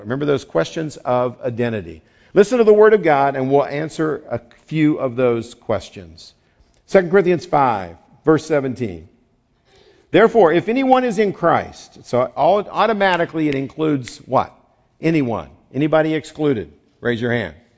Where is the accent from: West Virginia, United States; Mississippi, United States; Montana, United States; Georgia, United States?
West Virginia, United States; now in California, United States; I grew up there. It's a whole separate nation